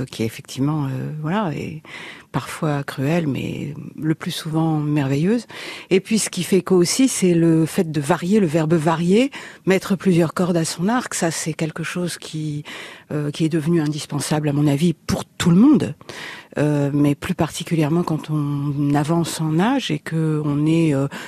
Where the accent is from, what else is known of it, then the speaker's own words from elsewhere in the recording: Paris, Île-de-France, France; also born or lived in Reims region; j'ai grandi à Paris